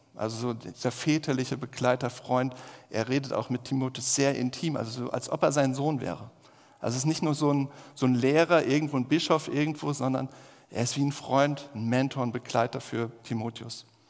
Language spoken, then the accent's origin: German; Germany; wir sind ja als Deutsche eh sehr kritisch